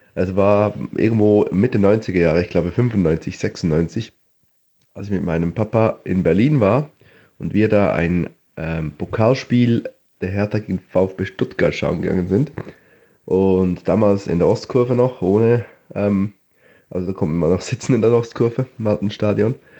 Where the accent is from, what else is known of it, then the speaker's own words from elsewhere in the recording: Switzerland; ich komme aus der Schweiz